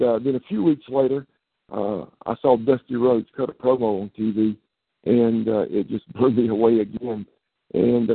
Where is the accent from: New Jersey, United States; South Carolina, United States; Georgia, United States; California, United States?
South Carolina, United States; Columbia; I grew up, born and raised in Columbia, South Carolina. Still live in the Midlands of South Carolina, been here all my life